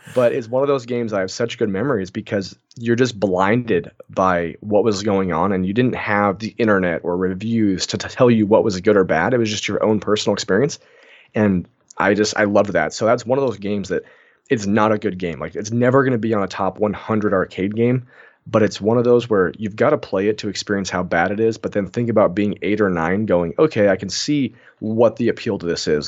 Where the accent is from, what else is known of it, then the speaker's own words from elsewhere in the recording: Moses Lake, Washington, United States; I'm from Moses Lake, Washington